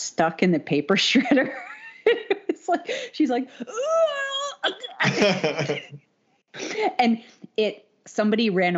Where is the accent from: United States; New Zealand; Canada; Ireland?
United States; Salem, Connecticut; we grew up in Salem, Connecticut.